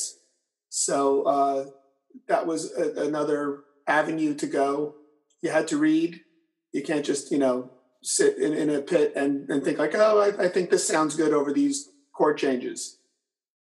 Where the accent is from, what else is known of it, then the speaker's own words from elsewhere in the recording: Port Chester, New York, United States; I grew up in Portchester and I still live in Portchester